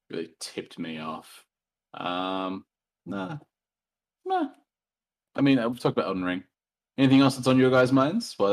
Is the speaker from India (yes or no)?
no; Australia; I am an Australian